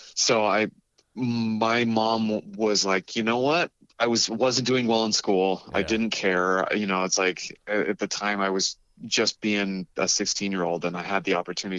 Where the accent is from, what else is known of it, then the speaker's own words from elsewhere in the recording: Carlsbad, California, United States; also born or lived in Colorado; I grew up in North County, San Diego, in a town called Carlsbad. Uh, moved there when I was about eight years old from Colorado and kind of stayed in San Diego for most of my life past